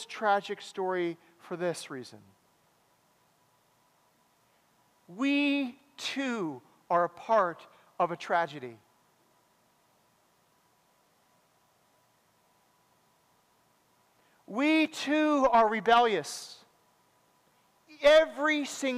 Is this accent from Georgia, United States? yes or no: no; Madison, Wisconsin, United States; I grew up in Madison